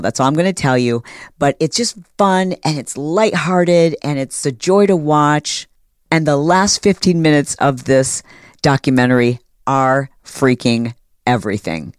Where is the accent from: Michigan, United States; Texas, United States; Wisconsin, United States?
Michigan, United States; Detroit; I was born in Detroit